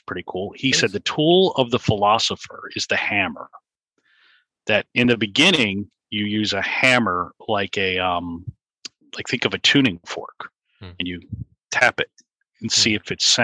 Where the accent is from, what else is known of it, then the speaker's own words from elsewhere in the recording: Richmond, Virginia, United States; I grew up in Richmond, Virginia